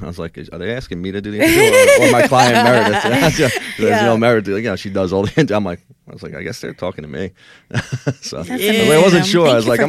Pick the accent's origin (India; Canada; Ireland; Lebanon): Ireland; I am Irish. I have a stubborn, you know, head a little bit.